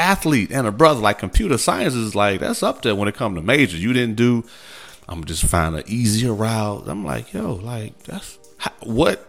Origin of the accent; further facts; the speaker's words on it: Midwest, United States; I'm from the Midwest